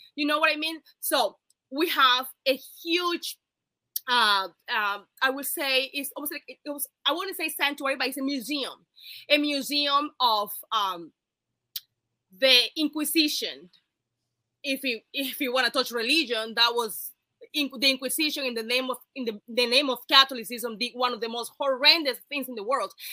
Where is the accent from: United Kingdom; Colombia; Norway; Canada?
Colombia; Cartagena, Bolívar; now in United States; I am from Cartagena, Colombia.